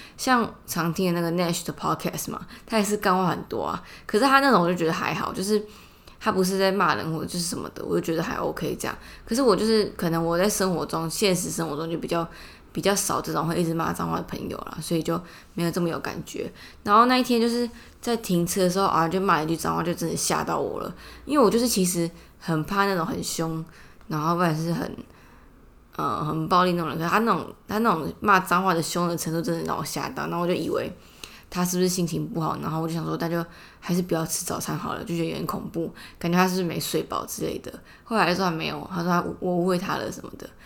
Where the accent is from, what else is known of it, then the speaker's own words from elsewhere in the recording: Taipei, Taipei City, Taiwan; 我从小住在市里嘛